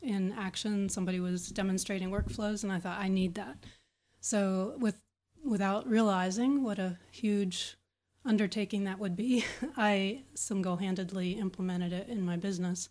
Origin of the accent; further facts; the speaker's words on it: Pittsburgh, Pennsylvania, United States; I am from Pittsburgh, Pennsylvania, in the U.S.